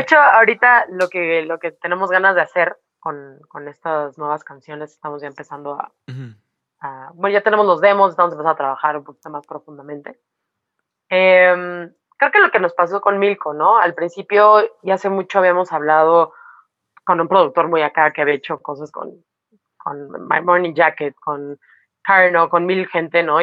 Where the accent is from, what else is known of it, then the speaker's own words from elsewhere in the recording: Mexico; somos mexicanas